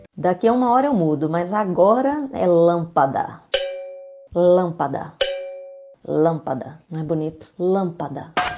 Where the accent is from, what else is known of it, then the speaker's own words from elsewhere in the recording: Belo Horizonte, Minas Gerais, Brazil; eu sou mineira, nascida, criada e residente em Belo Horizonte